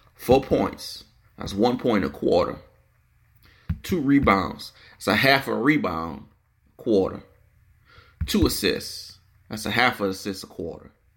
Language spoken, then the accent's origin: English; New Orleans, Louisiana, United States; I'm from New Orleans, born and raised